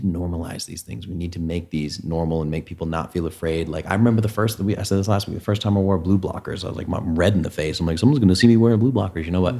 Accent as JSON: {"language": "English", "region": "New England", "country": "United States", "tie": "born or raised there", "moved": "yes", "said": "Dad and I grew up in New England"}